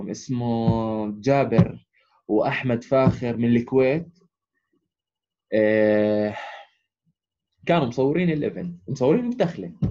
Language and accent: Arabic; Amman, Amman Governorate, Jordan; احنا اجينا من عمان الناس الوحيدين طبعا من الميدل ايست احنا